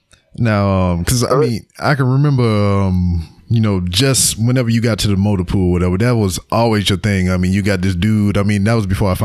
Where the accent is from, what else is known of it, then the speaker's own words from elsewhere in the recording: Louisiana, United States; moved away as an adult; we're both from Louisiana.